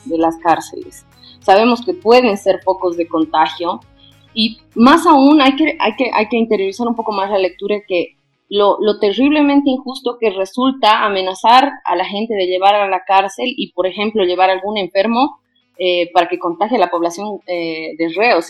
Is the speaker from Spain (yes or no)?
no; Bolivia